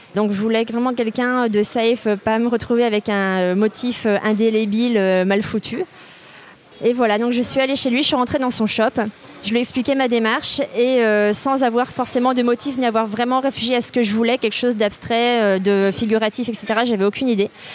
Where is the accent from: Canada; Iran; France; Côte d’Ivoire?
France; Brittany; moved away as an adult; ma région d'origine, donc la Bretagne